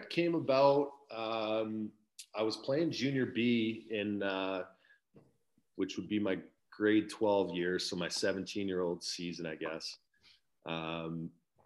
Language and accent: English; Chase, British Columbia, Canada; I actually am born and raised in Chase, which is about 45 minutes east of Kamloops.